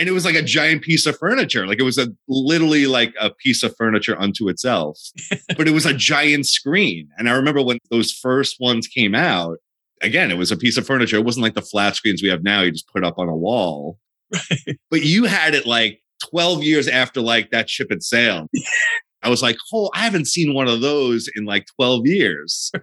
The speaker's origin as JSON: {"language": "English", "town": "Dix Hills", "region": "New York", "country": "United States", "tie": "born or raised there", "said": "We're both from Long Island, New York"}